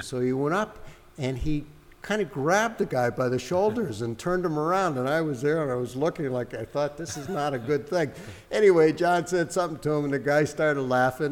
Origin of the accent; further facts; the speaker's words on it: Hartford, Connecticut, United States; moved away as an adult; also born or lived in Nova Scotia; I'm from Hartford originally, but I was living up there